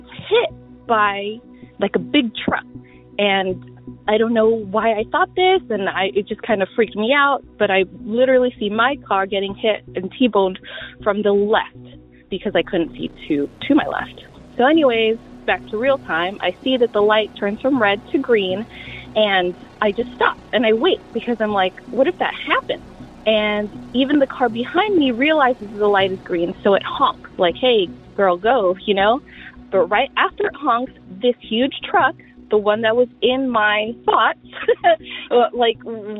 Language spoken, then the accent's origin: English; Long Beach, California, United States; I'm from Long Beach, California